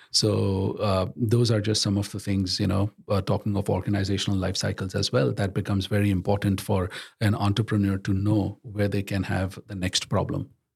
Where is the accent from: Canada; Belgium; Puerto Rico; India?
India; moved away; I was born and brought up in India